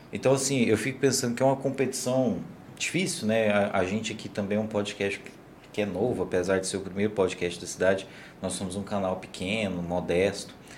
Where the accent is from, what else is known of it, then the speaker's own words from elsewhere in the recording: Morrinhos, Goiás, Brazil; now in Caldas Novas, Brazil; A gente veio para Caldas Novas com essa esperança, a gente é lá de Morrinhos.